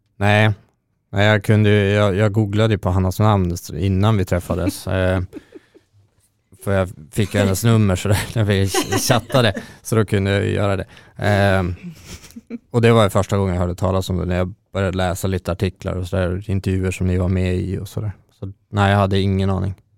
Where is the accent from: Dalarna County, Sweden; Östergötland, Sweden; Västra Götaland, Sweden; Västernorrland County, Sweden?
Västernorrland County, Sweden; Örnsköldsvik; moved away as an adult; now in Stockholm, Sweden; Jag är från Örnsköldsvik ursprungligen. Jag har bott i Stockholm sedan tjugohundrasexton